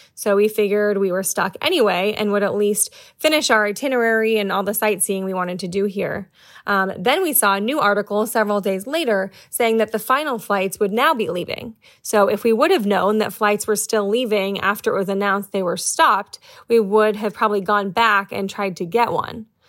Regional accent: New York City, New York, United States; I'm from New York City

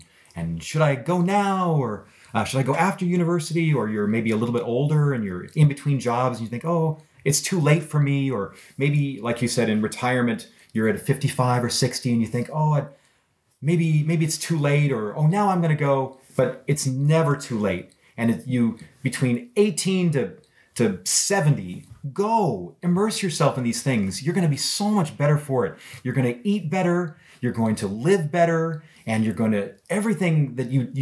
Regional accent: United States; also born or lived in Korea; You grow up as an American

